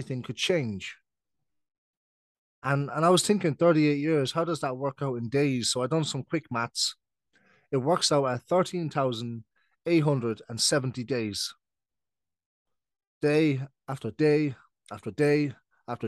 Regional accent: Ireland; also born or lived in United Kingdom; I'm British, but I've been living in Ireland since I was 7. So I'm now 26. So that's 19 years. So basically, I'm Irish.

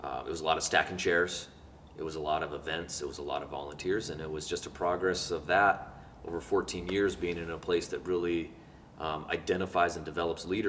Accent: Homer, Alaska, United States; moved away as an adult; also born or lived in Ashland, Oregon; I grew up in Homer, Alaska. I was born and raised

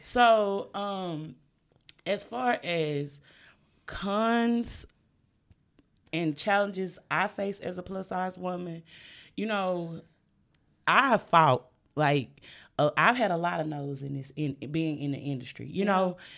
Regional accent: the South, United States; I'm from the South

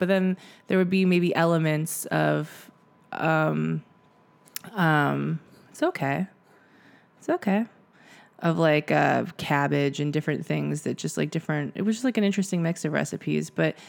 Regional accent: United States; But also I think my perspective is that I'm American and I have all these connections to all these places and that's great.

